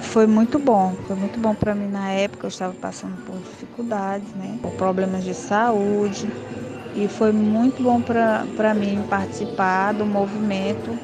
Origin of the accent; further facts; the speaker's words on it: Fortaleza, Ceará, Brazil; aqui no meu bairro, sou de Fortaleza, Ceará